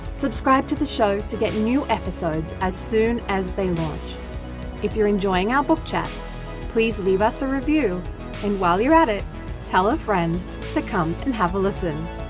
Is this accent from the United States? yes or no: no; Australia; I'm Australian